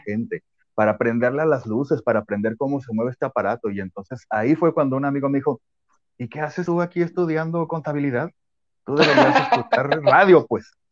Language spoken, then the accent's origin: Spanish; Guadalajara, Jalisco, Mexico; moved away as an adult; now in Culiacán, Mexico; yo soy originario de Guadalajara y eh, yo empecé todo esto allá y me vine para acá